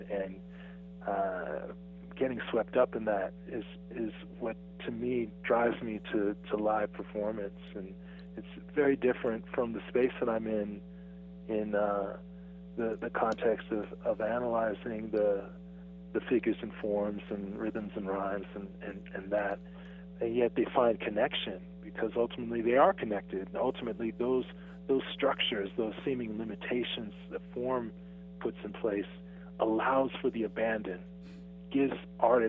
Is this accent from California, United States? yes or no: no; Salt Lake City, Utah, United States; I grew up in Salt Lake City, Utah